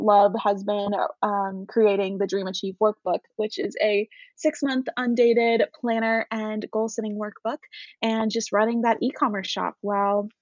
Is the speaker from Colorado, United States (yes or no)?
no; Knoxville, Tennessee, United States; moved away as an adult; my hometown, in Knoxville.